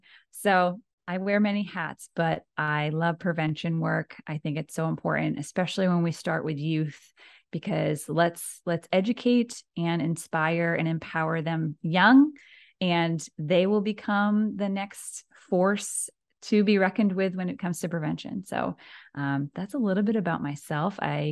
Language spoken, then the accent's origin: English; Narragansett, Rhode Island, United States; All right. Well … I grew up in Narragansett, Rhode Island. So I'm a Rhode Islander through and through.